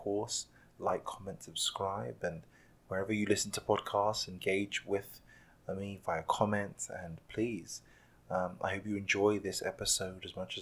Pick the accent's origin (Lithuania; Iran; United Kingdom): United Kingdom; London; moved away; my hometown of London. I was born and raised there